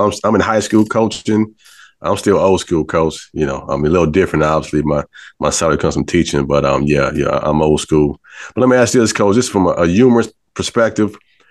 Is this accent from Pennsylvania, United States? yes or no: no; California, United States; also born or lived in North Carolina; when I came from California, that moved to North Carolina, and I played to JUCO out in Colorado.